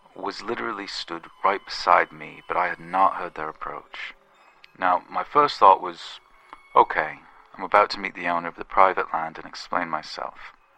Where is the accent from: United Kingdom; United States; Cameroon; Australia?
United Kingdom; England; I'm from England